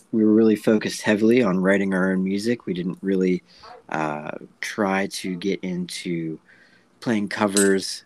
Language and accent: English; Johnstown, Pennsylvania, United States; I grew up in the Johnstown area almost my entire life